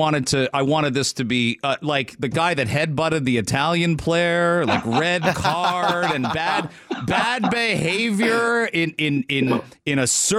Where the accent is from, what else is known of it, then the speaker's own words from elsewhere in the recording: Canada; It's a short week for our friends listening over the border. But we're Canadian.